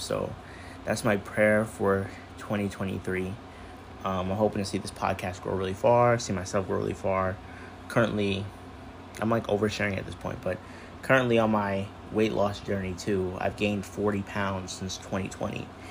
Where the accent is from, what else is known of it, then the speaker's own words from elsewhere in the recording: United States; I am an American person with Caribbean parents